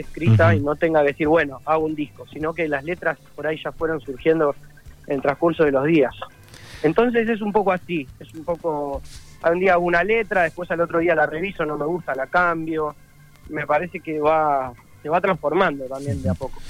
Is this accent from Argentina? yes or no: yes; Buenos Aires, Argentina; also born or lived in Rosario; nací en Buenos Aires, de todas maneras vamos mucho a Rosario desde siempre, tengo toda mi familia allá